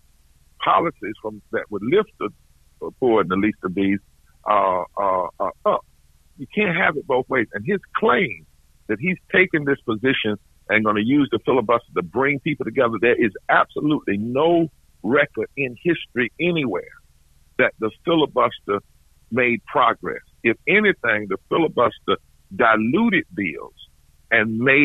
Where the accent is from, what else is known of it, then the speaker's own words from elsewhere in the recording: the South, United States; I'm from the South